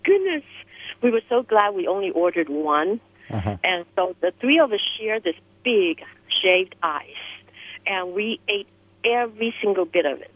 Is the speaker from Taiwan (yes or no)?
yes; Taiwan; now in New York, United States; I grew up in Taiwan